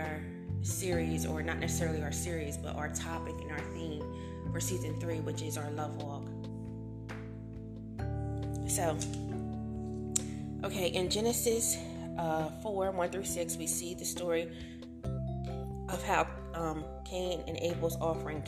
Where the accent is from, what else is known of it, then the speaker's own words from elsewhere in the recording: United States; we are Americans